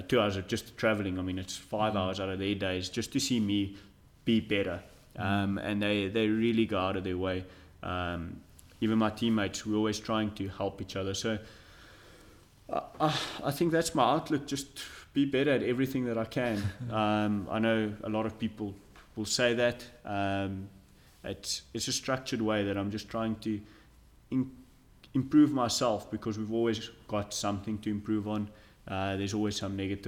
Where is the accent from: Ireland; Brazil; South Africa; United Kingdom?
South Africa; as a South African